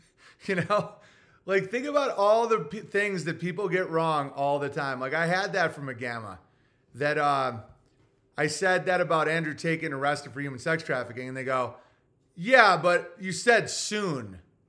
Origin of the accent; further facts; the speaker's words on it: Ontario, Canada; I should mention I am from Ontario, Canada. Please forgive my parents for deciding it was a good idea to live here.